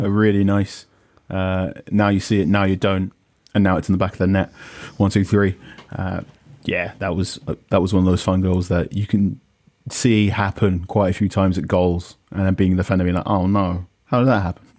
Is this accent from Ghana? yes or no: yes; Ghana; as a Ghanaian person